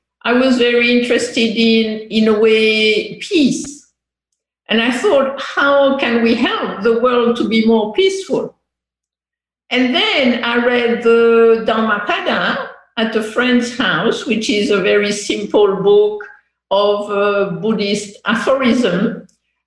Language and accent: English; France; English is a second language; moved away as an adult; also born or lived in England / Korea; I grew up in France until 18 years old